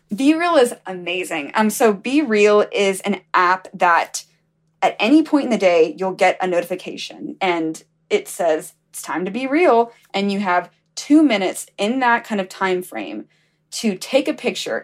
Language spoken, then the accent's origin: English; Alabama, United States; I'm from Alabama.